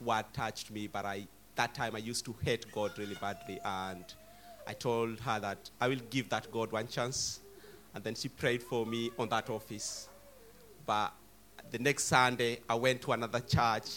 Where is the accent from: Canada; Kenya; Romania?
Kenya; now in United Kingdom; from Kenya